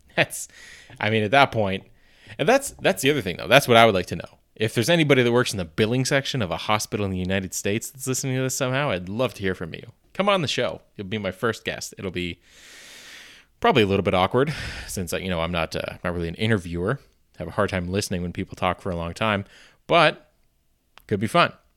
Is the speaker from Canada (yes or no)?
yes; Canada; being a Canadian